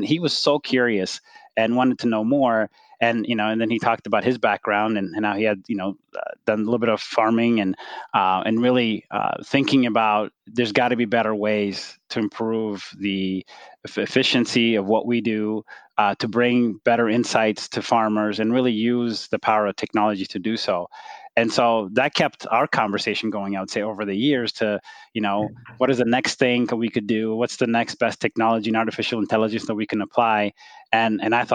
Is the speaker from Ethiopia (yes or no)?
yes; Ethiopia; moved away; I grew up in Ethiopia.